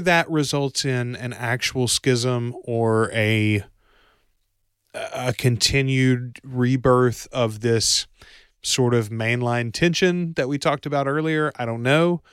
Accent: Bastrop, Louisiana, United States; I'm from Bastrop, Louisiana.

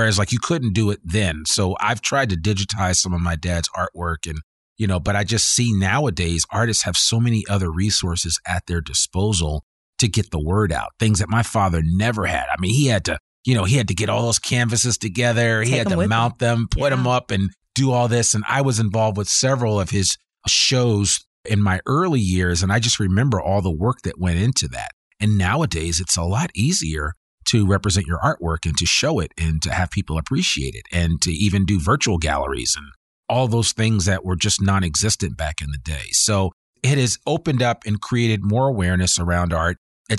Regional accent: Teaneck, New Jersey, United States; he was an art teacher in the public school system that I grew up in Teaneck, New Jersey.

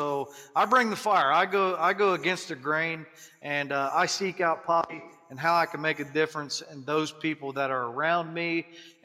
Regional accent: Appalachian Ohio, United States; I'm from Appalachian, Ohio

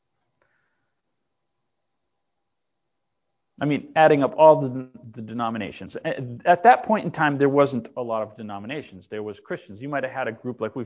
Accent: Massachusetts, United States; moved away; also born or lived in Texas; I was raised in Massachusetts and moved to Texas.

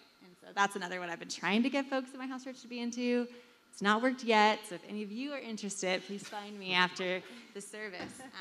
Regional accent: California, United States; moved away; I'm from California. I've spent a lot of my time abroad

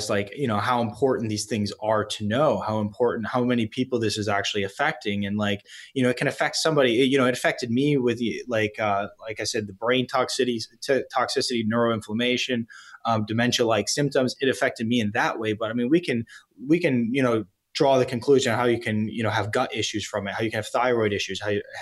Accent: East Coast, United States; I am from the East Coast

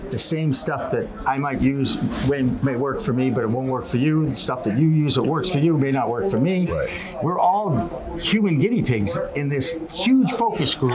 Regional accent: Boston, Massachusetts, United States; I'm from Boston.

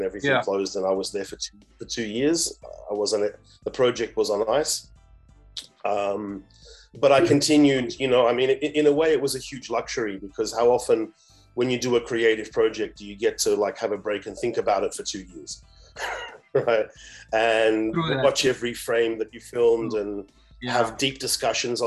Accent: Australia; moved away as an adult; also born or lived in Africa; I grew up in Australia, but I've been living and working on this continent for 2 decades now, in different places

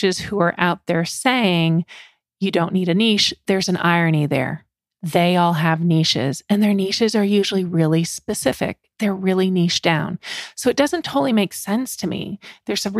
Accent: Canada; I grew up in Canada. I speak French

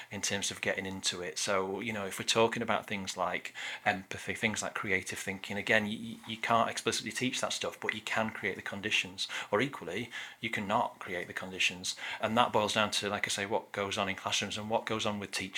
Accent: Middlesbrough, North East England, United Kingdom; moved away; I grew up in Middlesbrough in the northeast

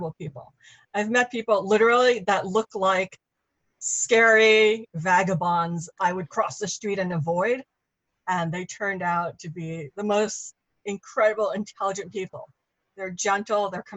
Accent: New York City, New York, United States; I grew up in New York

